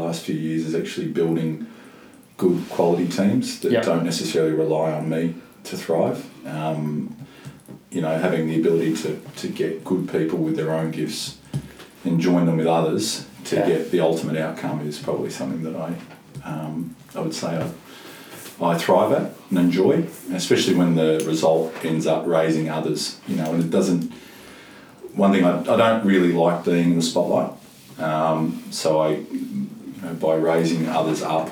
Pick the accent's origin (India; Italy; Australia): Australia; Mount Eliza, Victoria; Mount Eliza. So I had a terrific childhood